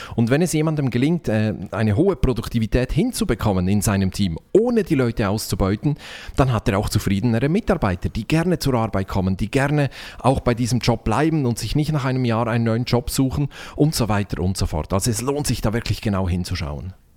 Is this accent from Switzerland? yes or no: yes; Switzerland; Ich bin Schweizer